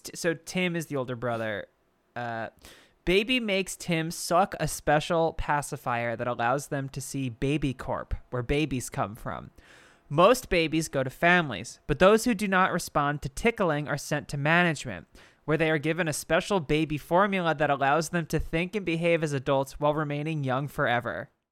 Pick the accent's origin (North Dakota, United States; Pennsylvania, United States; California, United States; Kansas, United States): Pennsylvania, United States; Bucks County; I'm literally from Bucks County, Pennsylvania